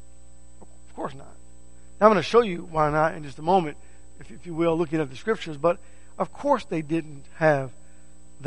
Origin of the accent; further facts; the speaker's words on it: United States; I'm an American citizen